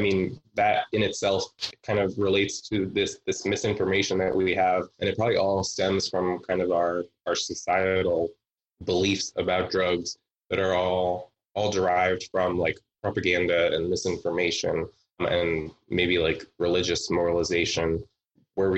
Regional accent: outside of Cleveland, Ohio, United States; moved away; also born or lived in Pittsburgh; I'm from outside of Cleveland originally, but I spent a large chunk of time in Pittsburgh.

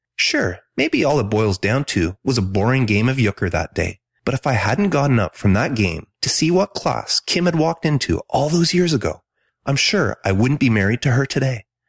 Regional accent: Ontario, Canada; also born or lived in Quebec; I was born in Ontario, but my family moved to a small city on the outskirts of Montreal, Quebec when I was three.

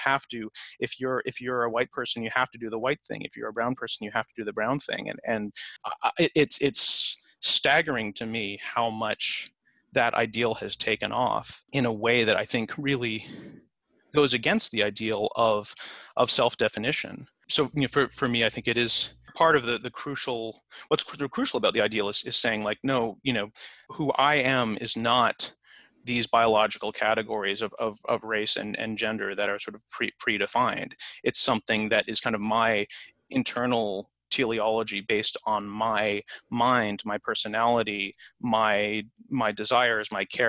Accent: Canada; now in United States; I'm an immigrant to the US, but I'm an immigrant from Canada.

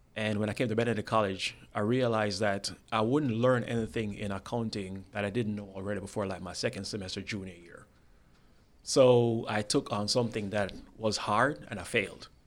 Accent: Spanish Town, Saint Catherine, Jamaica; moved away; I'm from a town called Spanish Town, Jamaica.

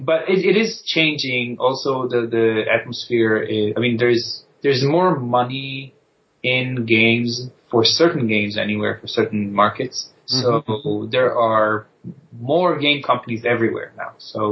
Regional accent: Israel; now in United States; Yes, you guessed right.

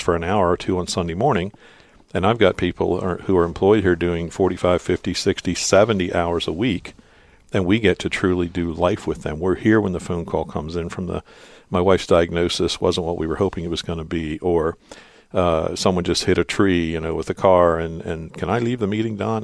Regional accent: Lancaster County, Pennsylvania, United States; I was born and raised in Lancaster County

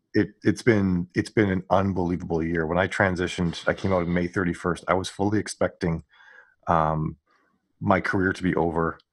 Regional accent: Western Canada, Canada; I grew up in Ca-, Western Canada

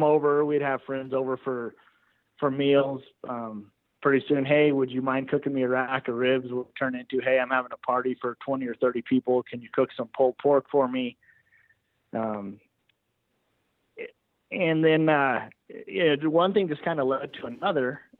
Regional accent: Alamosa, Colorado, United States; I was born and raised here in Alamosa, Colorado. My family is, I'm sixth generation in this valley.

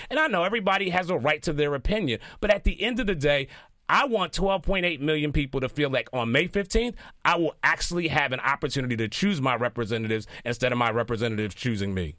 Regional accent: Philadelphia, Pennsylvania, United States; I'm born and raised in Philadelphia

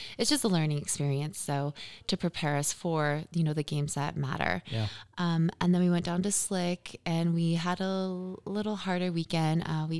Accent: United States; moved away as an adult; also born or lived in Southern California / Lake Tahoe, Nevada / Kansas / Sweden; now in Wyoming, United States; So I grew up half my life in Southern California and then half my life in Lake Tahoe, Nevada.

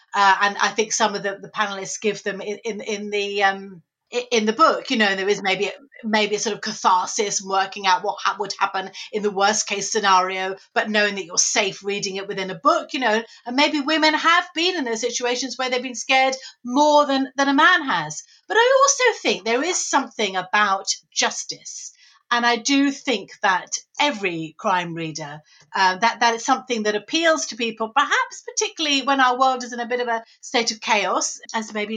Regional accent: Saltdean, South East England, United Kingdom; near where I was brought up in Saltdean

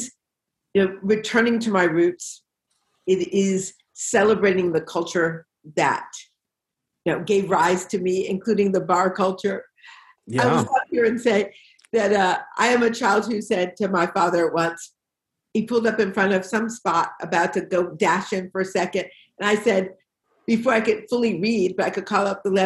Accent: Detroit, Michigan, United States; moved away as an adult; also born or lived in Washington, D.C. / Nashville; I was born in Detroit. I was born in Black Detroit in 1959

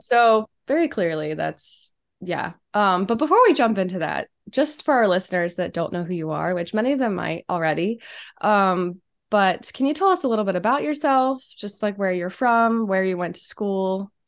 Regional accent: Steubenville, Ohio, United States; now in Chicago, United States; I'm from Steubenville

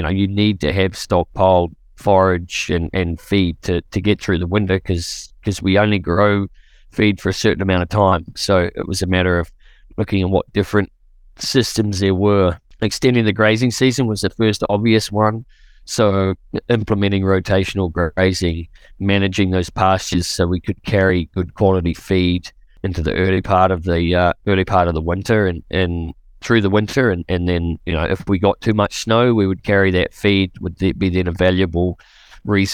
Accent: New Zealand; moved away as an adult; now in Canada; Originally, I'm from New Zealand, and I moved here in 2008

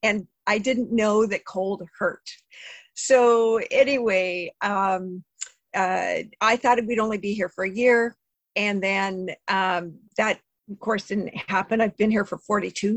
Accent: Southern California, United States; moved away as an adult; now in Niagara, Canada; I was actually born and raised in Southern California. So I'm a native Southern California gal.

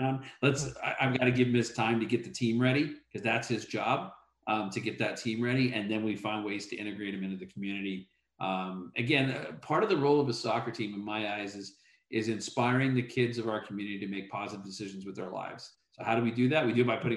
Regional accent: Chester, North West England, United Kingdom; also born or lived in Liverpool, England; now in Houston, United States; I grew up in England. I was born a mile from Anfield, but I lived 20 minutes away in a town called Chester

